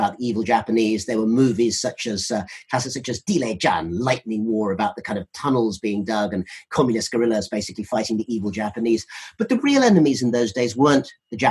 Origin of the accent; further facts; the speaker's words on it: United Kingdom; we're both British